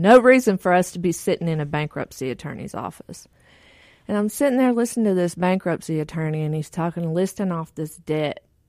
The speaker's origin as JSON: {"language": "English", "region": "Texas", "country": "United States", "tie": "born or raised there", "said": "I grew up in Texas, and both my parents were functioning drug addicts and alcoholics."}